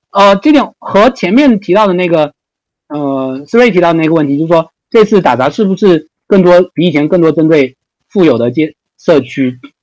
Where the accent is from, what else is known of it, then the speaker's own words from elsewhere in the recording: China; moved away as an adult; now in United States; 从小生活在中国，然后到美国也就这么，我，我也，我才来了十几年